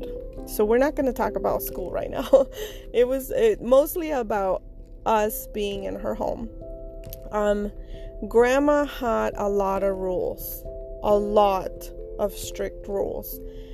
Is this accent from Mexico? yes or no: yes; Mexico; moved away; I am from Mexico